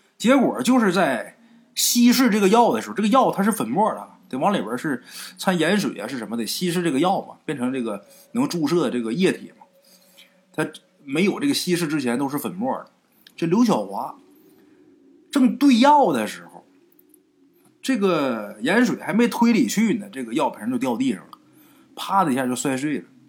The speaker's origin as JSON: {"language": "Chinese", "region": "rural Northeast China", "country": "China", "tie": "born or raised there", "said": "我们家东院儿，就在我们老家啊，东北农村老家东院儿"}